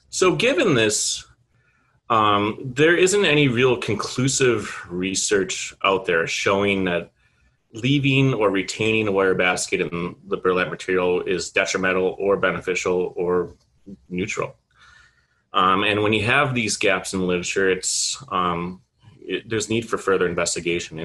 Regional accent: Manitowoc, Wisconsin, United States; moved away; Manitowoc, Wisconsin, which is along Lake Michigan, my hometown.

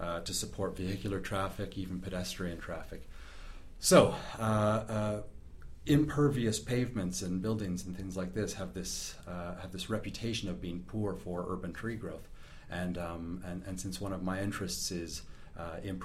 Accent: Sarnia, Ontario, Canada; moved away as an adult; now in Christchurch, New Zealand; I hail from southern Ontario, a little city called Sarnia, which is in Canada. Moved over to New Zealand about 5 years ago to pursue a PhD

